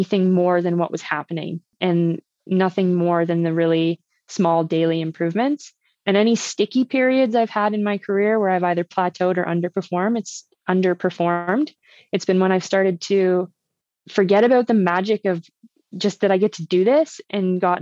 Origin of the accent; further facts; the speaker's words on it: Uxbridge, Ontario, Canada; where I grew up in Uxbridge, my parents' house is 7 kilometers from like the biggest trailhead north of Toronto.